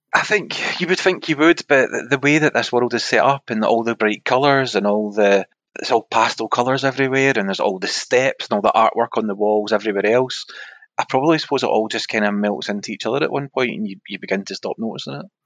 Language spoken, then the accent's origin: English; Scotland, United Kingdom; we're from Scotland